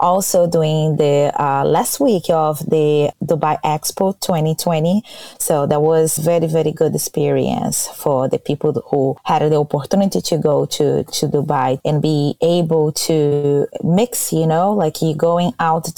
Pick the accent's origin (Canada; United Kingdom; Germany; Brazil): Brazil; English is a second language; now in Florida, United States; I am original from Brazil. I born in Brazil, but from my father's side, his family, it's from Portugal.